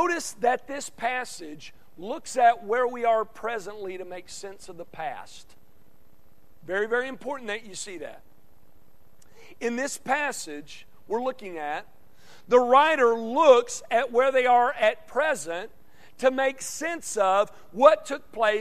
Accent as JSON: {"language": "English", "town": "Conway", "region": "Arkansas", "country": "United States", "tie": "born or raised there", "moved": "yes", "said": "my hometown of Conway, Arkansas"}